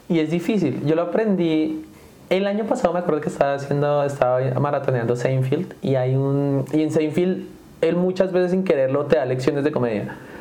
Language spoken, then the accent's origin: Spanish; Sogamoso, Boyacá, Colombia; moved away; also born or lived in Valle de Tenza, Colombia; me voy a un pueblito un poco más grande, igual sigue siendo pequeño, que se llama Sogamoso